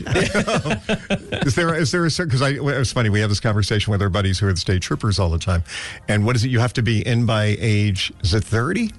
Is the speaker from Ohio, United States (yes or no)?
no; New York City, New York, United States; now in Wilkes-Barre, United States; I grew up in the Bronx in New York